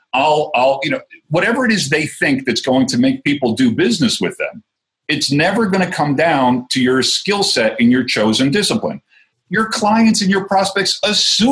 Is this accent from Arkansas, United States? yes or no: no; New Jersey, United States; accent: Jersey; moved away as an adult; now in Colorado, United States; I'm originally from New Jersey. I got moved to Colorado 12 years ago